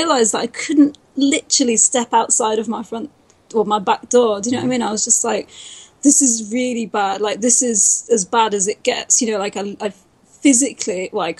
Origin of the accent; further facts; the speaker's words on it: United Kingdom; accent: British; I'm British